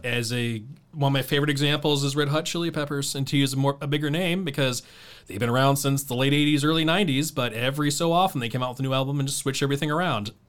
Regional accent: Dayton, Ohio, United States; I'm from North Dayton

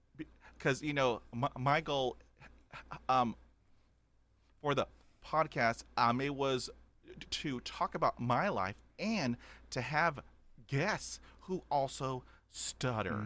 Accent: Corpus Christi, Texas, United States; also born or lived in Houston, Texas; growing up in Corpus Christi, Texas

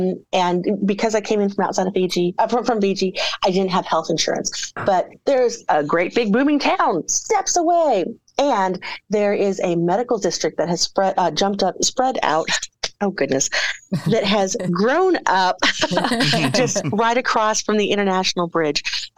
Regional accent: Eagle Pass, Texas, United States; moved away as an adult; Well, I'm in my hometown of Eagle Pass, Texas. Went to elementary, middle school, high school, went to junior college here, but we don't have a four-year institution, so I had to go away to college, and I never came back.

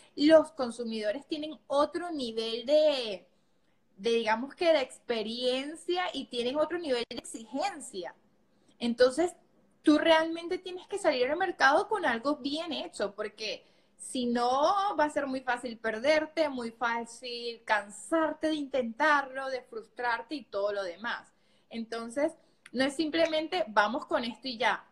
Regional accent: Venezuela; moved away as an adult; yo realmente trabajaba de esta manera en mi país, yo soy de Venezuela

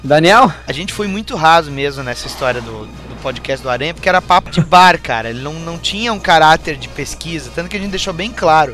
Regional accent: Rio Grande do Sul, Brazil; aqui do Sul tinha só nós três

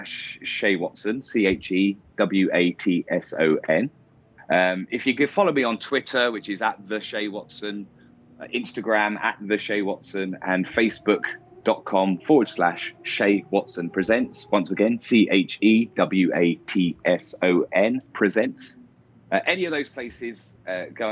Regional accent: England, United Kingdom; I'm very English

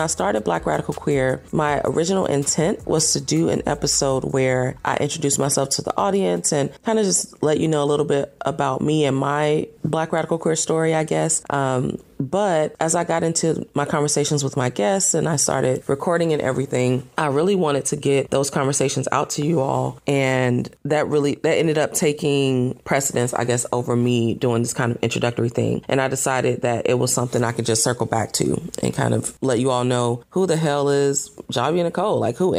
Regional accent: Atlanta, Georgia, United States; now in Los Angeles, United States; I relocated to Los Angeles from Atlanta, Georgia, which is home for me.

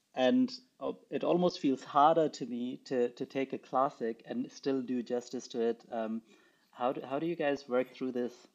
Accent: Pakistan; moved away; I grew up in Pakistan. I did not grow up with these fairy tales.

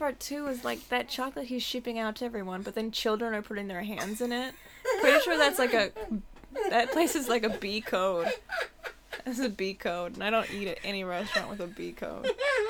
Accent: Issaquah, Washington, United States; moved away as an adult; also born or lived in Seattle / Tacoma; I grew up in like Issaquah area. And then I went to school down in Tacoma. And then lived in Seattle for a bit. Then moved here.

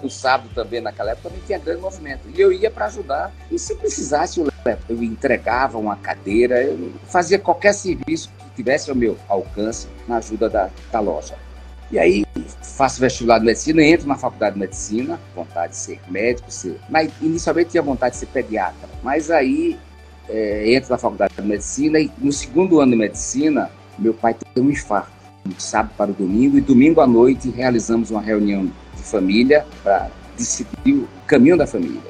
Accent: Recife, Pernambuco, Brazil; eu nasci em 1950 em Recife

